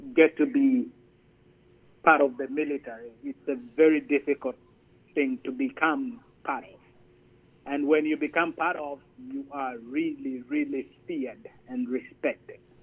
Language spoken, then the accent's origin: English; Zambia; moved away as an adult; also born or lived in Gaylord, Michigan / Detroit, Michigan / Minot, North Dakota; now in United States; I'm originally from Zambia